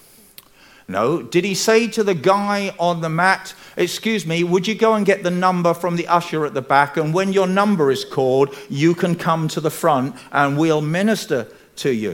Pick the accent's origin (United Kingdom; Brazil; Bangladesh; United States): United Kingdom; England; I'm English